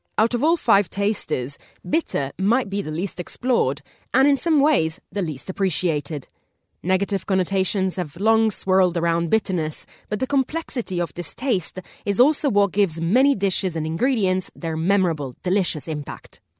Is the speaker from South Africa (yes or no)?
no; Italy; moved away; growing up in Italy, just eating so many oranges